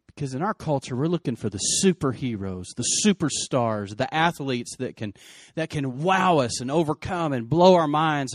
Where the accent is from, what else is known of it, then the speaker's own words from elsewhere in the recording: Lubbock, Texas, United States; Lubbock was my hometown